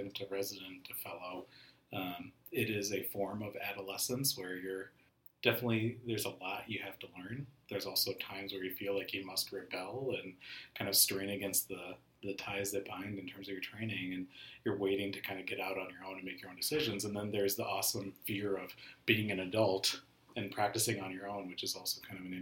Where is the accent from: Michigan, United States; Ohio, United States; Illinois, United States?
Illinois, United States; just outside Chicago; moved away as an adult; also born or lived in Minneapolis, Minnesota; now in Minnesota, United States; I'm not originally a Minnesotan. I'm an Indian American guy from just outside Chicago, and I moved here about 13 years ago.